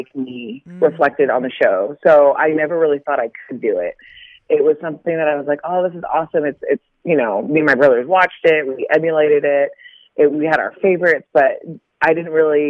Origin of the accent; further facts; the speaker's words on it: Carlsbad, California, United States; I am from San Diego, California. There's a little town in, it's called Carlsbad. It's the north part of San Diego. And I grew up there.